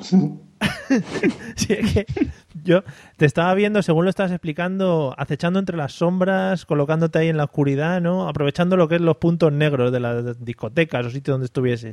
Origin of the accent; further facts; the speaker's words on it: Madrid, Community of Madrid, Spain; los que somos de Madrid